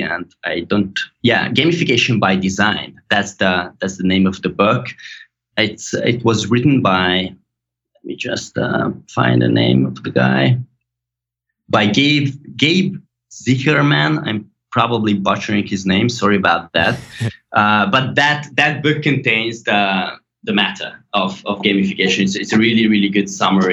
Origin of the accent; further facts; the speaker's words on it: Hungary; English is a second language; So I was born and raised in Hungary.